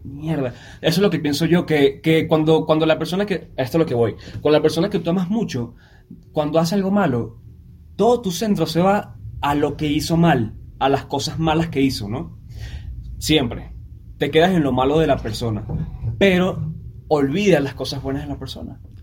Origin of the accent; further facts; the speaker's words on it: Venezuela; now in Mexico; yo vengo de Venezuela